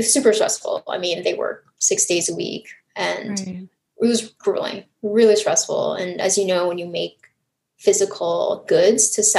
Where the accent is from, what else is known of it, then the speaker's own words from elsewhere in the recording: Montreal, Quebec, Canada; also born or lived in Taiwan; now in United States; my family moved from Taiwan to Canada when I was 5. Hmm. So when I was younger, my parents were working in the garment manufacturing industry in Montreal.